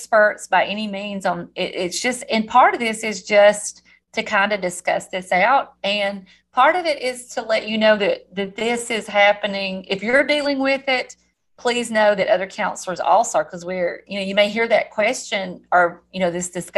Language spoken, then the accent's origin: English; the South, United States; accent: southern; my southern accent